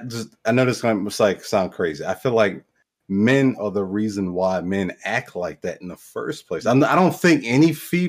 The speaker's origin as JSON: {"language": "English", "region": "Wisconsin", "country": "United States", "moved": "yes", "lives_now": "West Virginia, United States", "said": "I'm from Wisconsin. I live in West Virginia"}